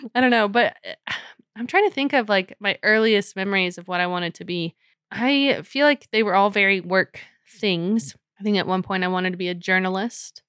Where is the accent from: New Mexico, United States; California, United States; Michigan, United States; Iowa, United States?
New Mexico, United States; moved away; I grew up in New Mexico, like, I was there for about eight years